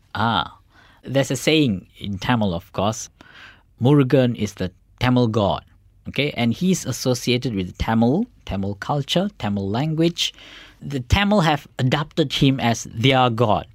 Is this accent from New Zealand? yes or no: no; Malaysia; For Indians in Malaysia, the Malaysian Indians, if we go back to India, we are welcome as Malaysian